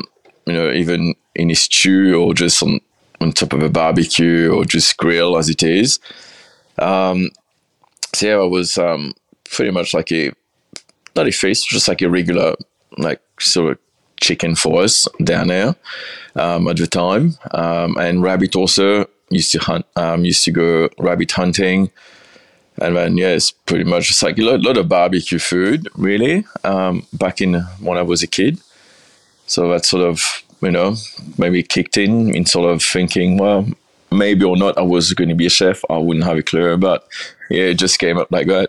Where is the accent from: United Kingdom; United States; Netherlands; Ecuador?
United Kingdom; England; moved away as an adult; now in Beechworth, Australia; Well, I came over from England with a Sofitel, and I got a transfer to come and run number 35 in the city.